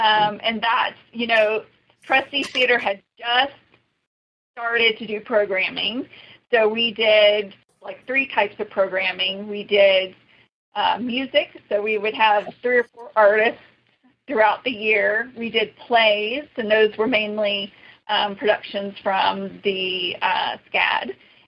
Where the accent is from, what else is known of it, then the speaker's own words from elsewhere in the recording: New York City, New York, United States; my aunt and growing up in New York and just being exposed to, you know, her way of life and the arts, that was a big inspiration for me.